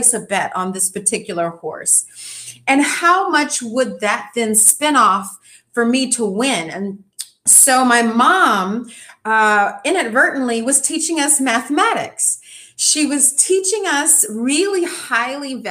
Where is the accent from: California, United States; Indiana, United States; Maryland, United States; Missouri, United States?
California, United States; Inglewood; we grew up near Inglewood and Holly Park Racetrack